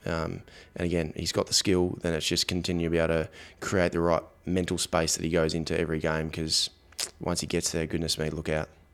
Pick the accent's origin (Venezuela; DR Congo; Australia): Australia; growing up in Australia, for example, um, you know, my I, my parents were in the were in the air force